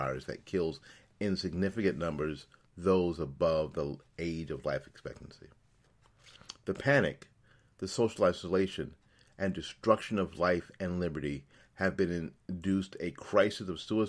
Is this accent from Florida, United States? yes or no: yes; Florida, United States; The latest example is out of my home state of Florida